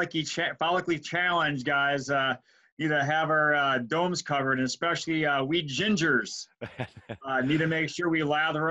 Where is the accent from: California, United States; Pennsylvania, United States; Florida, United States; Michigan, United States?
Michigan, United States; Flint; moved away; So I grew up in the state of Michigan. So if you're familiar with United States geography, it's the state that looks like a mitten.